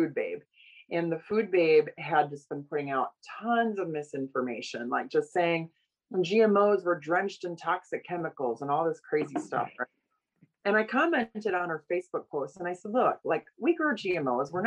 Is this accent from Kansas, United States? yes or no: no; Oshkosh, Wisconsin, United States; moved away as an adult; also born or lived in Los Angeles; I grew up around agriculture from Oshkosh, Wisconsin, my hometown.